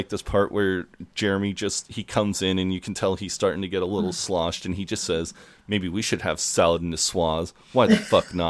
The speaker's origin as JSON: {"language": "English", "country": "United States", "said": "as an American"}